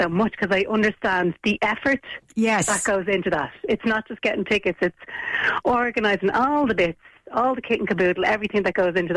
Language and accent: English; Dublin, Leinster, Ireland; she thought that I wasn't from Dublin because my accent was